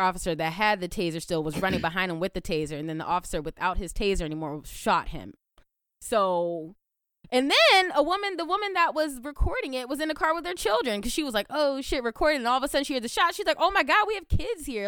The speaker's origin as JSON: {"language": "English", "country": "United States", "said": "We're American."}